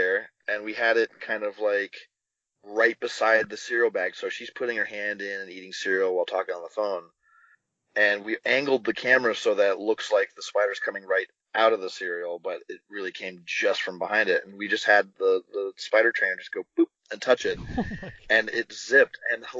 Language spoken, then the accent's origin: English; Texas, United States; growing up in Texas.